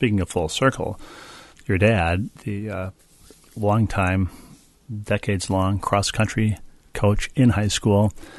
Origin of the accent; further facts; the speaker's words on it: New Haven, Connecticut, United States; I grew up in New Haven, and we had family friends in Rocky Hill, New Jersey, near Princeton.